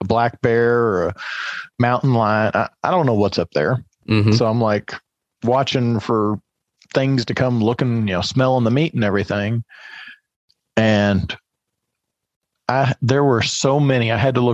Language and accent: English; Kentucky, United States; I grew up in Kentucky, 600 feet elevation.